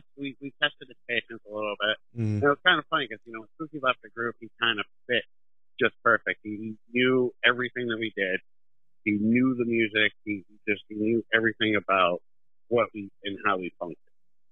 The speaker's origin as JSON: {"language": "English", "town": "Cleveland", "region": "Ohio", "country": "United States", "tie": "born or raised there", "said": "we grew up in Tremont."}